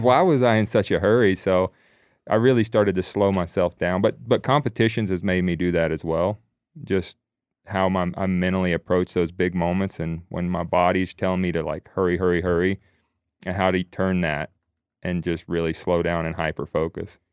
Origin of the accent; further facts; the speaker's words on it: the Carolinas, United States; we grew up in the Carolinas hunting all game lands there.